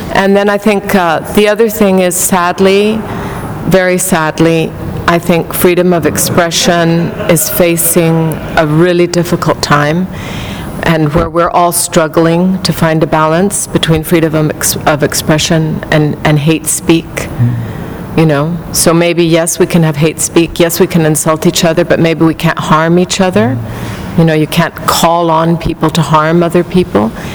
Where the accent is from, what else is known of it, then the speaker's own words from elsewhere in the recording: Mexico; moved away as an adult; also born or lived in New York; We grew up together in Mexico, and he also went to the British school